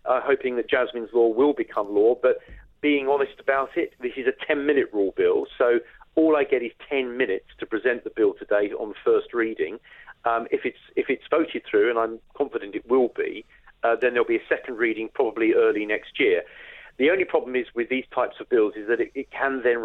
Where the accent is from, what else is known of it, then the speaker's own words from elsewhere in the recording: United Kingdom; we are British